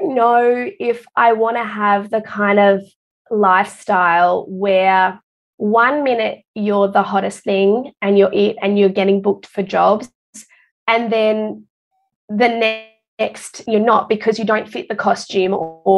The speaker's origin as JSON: {"language": "English", "town": "Perth", "region": "Western Australia", "country": "Australia", "tie": "born or raised there", "moved": "as an adult", "lives_now": "Queensland, Australia", "said": "I'm actually originally from Perth"}